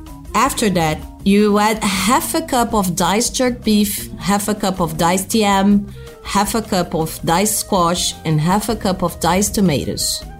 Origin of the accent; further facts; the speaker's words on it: Brazil; I'm a chef from Brazil, and I have a restaurant called Cuia, located in the heart of São Paulo